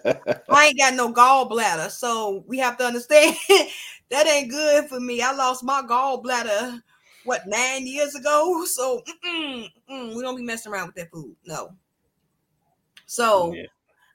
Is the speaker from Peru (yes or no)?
no; United States; I'm proud to be an American because I was born in America. I'm American